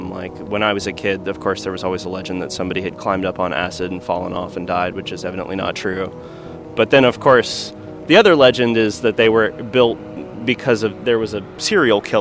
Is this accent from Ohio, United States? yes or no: no; Austin, Texas, United States; I'm 38 years old. Uh, I was born and raised in Austin, Texas.